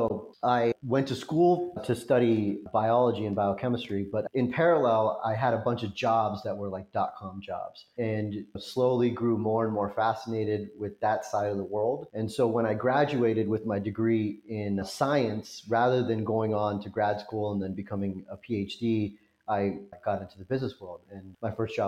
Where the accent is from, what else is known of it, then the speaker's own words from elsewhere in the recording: Los Angeles, California, United States; Someone asked me this and I was like, Los Angeles.